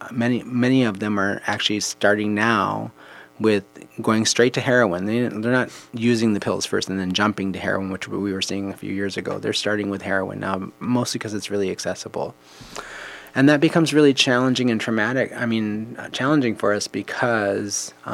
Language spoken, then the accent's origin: English; Minnesota, United States; I was born and raised in here in Minnesota